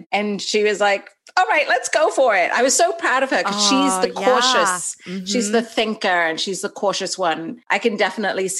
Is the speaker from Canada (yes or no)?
no; Dubai, United Arab Emirates; moved away as an adult; also born or lived in Los Angeles, California / Evanston, Illinois; now in Raleigh, United States; I grew up in Dubai in the Middle East, and I went to an English school